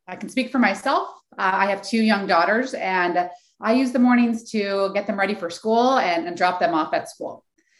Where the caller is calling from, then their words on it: Oakland, California, United States; So I'm calling in from the San Francisco Bay Area, more specifically Oakland, California.